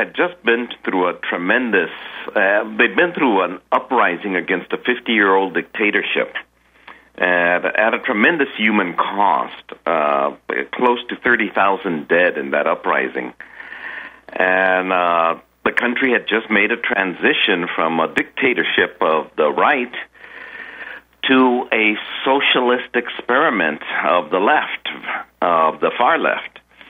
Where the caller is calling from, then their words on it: Panama; I'm calling from Panama. That's where I reside now.